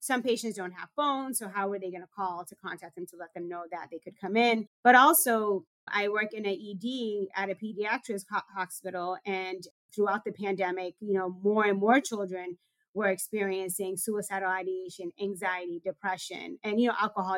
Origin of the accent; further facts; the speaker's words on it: Boston, Massachusetts, United States; I grew up in Dorchester in a community that was plagued with gun violence